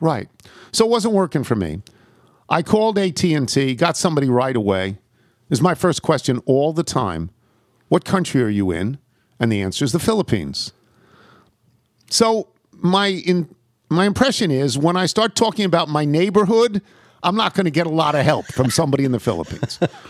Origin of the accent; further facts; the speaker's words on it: Crawfordsville, Indiana, United States; the list of famous people from my hometown of Crawfordsville, Indiana, is pretty boring.